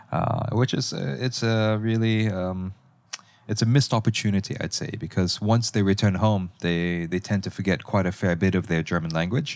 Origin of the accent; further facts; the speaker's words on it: Malaysia; I'm actually from Malaysia.